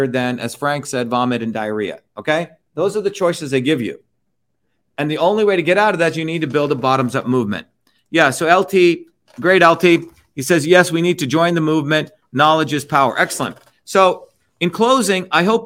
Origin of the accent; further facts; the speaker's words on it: India; now in United States; I was born in India